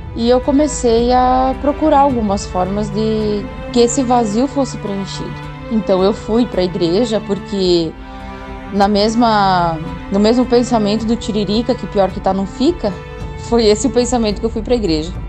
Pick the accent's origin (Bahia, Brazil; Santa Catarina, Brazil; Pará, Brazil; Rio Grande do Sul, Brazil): Santa Catarina, Brazil; Pinhãozinho; sou da cidade de Pinhãozinho, Santa Catarina